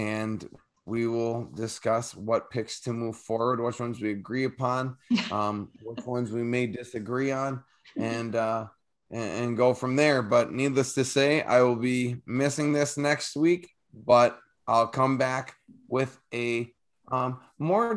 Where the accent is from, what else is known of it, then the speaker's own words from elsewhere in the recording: United States; once they hear me say words, they will know I'm from America